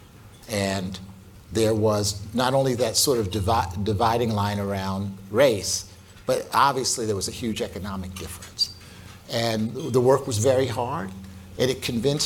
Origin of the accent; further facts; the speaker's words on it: Philadelphia, Pennsylvania, United States; I was born and raised in North Philadelphia